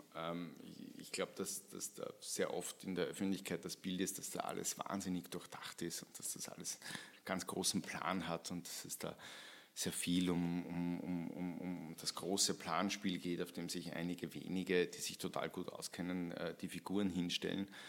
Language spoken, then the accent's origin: German; St. Pölten, Lower Austria, Austria; moved away as an adult; now in Vienna, Austria; St. Pölten äh, hernehmen, meine Heimatstadt